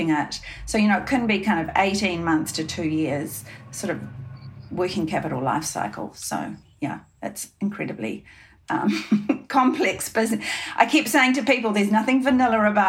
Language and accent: English; New Zealand; we're two girls from New Zealand.